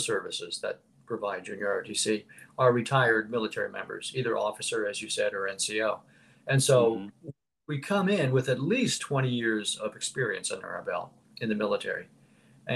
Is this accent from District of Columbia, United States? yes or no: no; Philadelphia, Pennsylvania, United States; moved away as an adult; I'm originally from Philadelphia, the Philadelphia, Pennsylvania area.